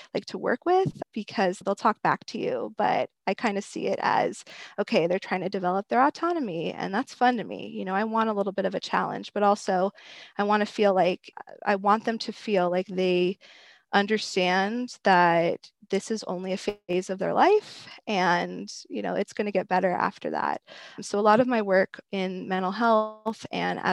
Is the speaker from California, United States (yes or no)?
yes; Los Angeles, California, United States; also born or lived in Thousand Oaks, California / Arizona; I was born and raised in the San Fernando Valley